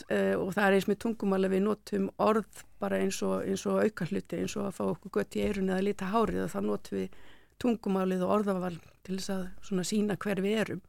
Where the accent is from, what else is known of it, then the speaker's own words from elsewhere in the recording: Iceland; við Íslendingar